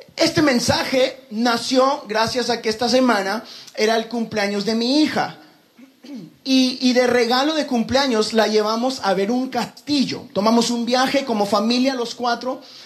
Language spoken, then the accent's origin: Spanish; Guatemala; moved away; eras guatemalteco